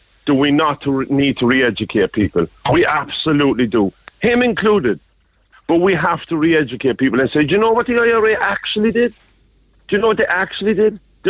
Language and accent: English; Cork, Munster, Ireland; moved away as an adult; now in England; I was born and bred in Cork. I moved to England when I was 28, which was 20 years ago.